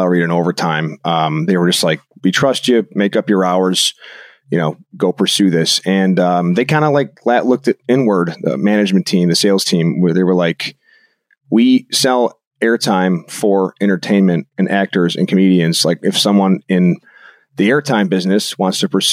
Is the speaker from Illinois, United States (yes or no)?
yes; Arlington Heights, Illinois, United States; my hometown